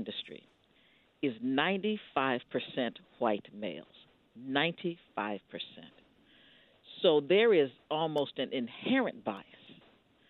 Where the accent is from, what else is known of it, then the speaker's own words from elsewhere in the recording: Ohio, United States; we're from Ohio